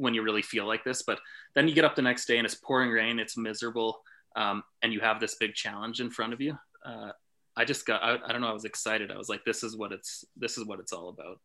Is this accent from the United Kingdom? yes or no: no; Canada; growing up in Canada